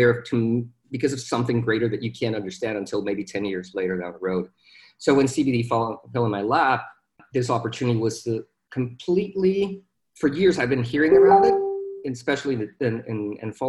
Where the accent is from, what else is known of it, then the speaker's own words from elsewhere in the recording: Mexico; moved away as an adult; now in Dallas, United States; I was born in Mexico, born and raised down there. I moved to Dallas in 2011.